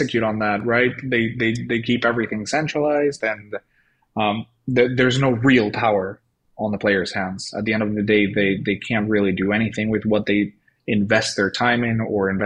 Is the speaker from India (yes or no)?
no; Venezuela; moved away; I'm originally from Venezuela